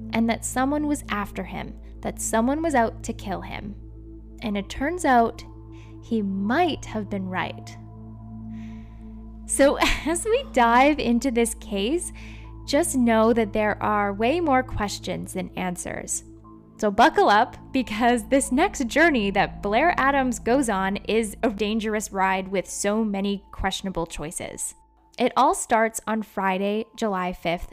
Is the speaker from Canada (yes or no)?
yes; Surrey, British Columbia, Canada; Surrey, British Columbia. And that, my friends, is my hometown I grew up